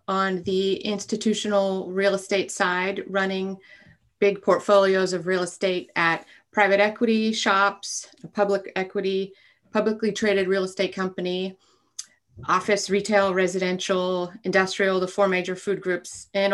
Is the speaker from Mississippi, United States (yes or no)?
no; Alaska, United States; I grew up in Alaska